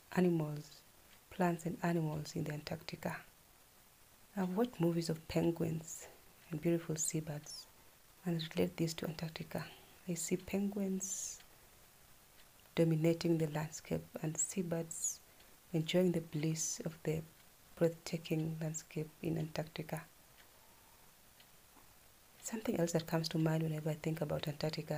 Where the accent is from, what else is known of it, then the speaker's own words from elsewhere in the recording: Kenya; I am a Kenyan